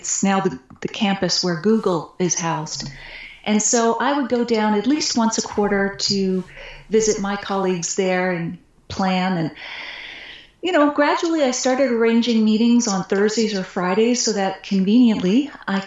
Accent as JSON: {"language": "English", "region": "Nova Scotia", "country": "Canada", "tie": "born or raised there", "said": "I grew up on the East Coast in Nova Scotia"}